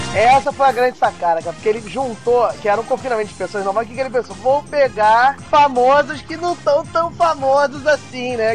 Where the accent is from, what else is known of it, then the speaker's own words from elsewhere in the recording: Brazil; nós somos brasileiros